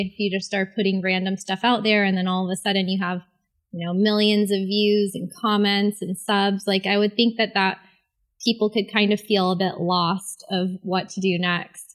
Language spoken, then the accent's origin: English; St. Augustine, Florida, United States; also born or lived in Miami; I grew up in Saint Augustine